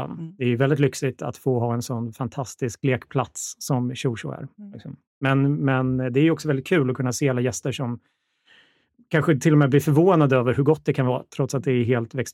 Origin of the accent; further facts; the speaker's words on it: Borlänge, Dalarna County, Sweden; moved away as an adult; also born or lived in Linköping; now in Stockholm, Sweden; Ja, jag är uppvuxen i Borlänge. Jag är född i Linköping, men eh, det var länge sedan, så det var väl sex när jag flyttade.